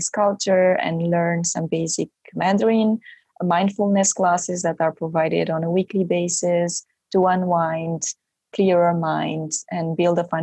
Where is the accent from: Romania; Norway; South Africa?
Romania; now in Belgium; I am from originally from Romania, but I live in Belgium